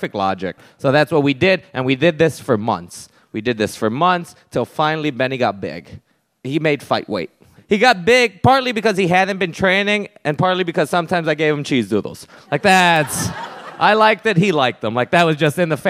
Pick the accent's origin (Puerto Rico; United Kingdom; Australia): Puerto Rico; moved away; I grew up there. I did. And this is a thing growing up in Puerto Rico